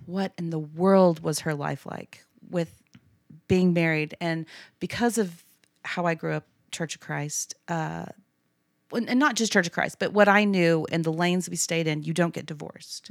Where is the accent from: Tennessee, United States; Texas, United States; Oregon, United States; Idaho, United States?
Texas, United States; Abilene; I grew up in Abilene, went to A C U